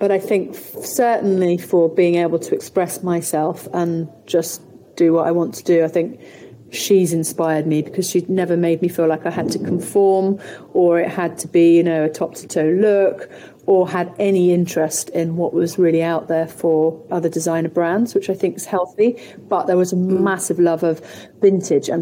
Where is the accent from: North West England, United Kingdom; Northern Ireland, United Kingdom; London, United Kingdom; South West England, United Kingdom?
South West England, United Kingdom; Somerset; growing up in Somerset